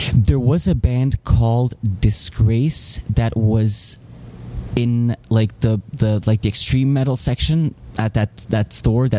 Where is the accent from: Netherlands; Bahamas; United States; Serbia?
Serbia; moved away; also born or lived in Canada; I'm born in Serbia. Then in 94, my parents decided to come to Canada because of the complicated situation in the country. And after all that was settled and everything was back to normal, more or less, then we came back. So basically, I've kind of had like a half and half, growing up here and there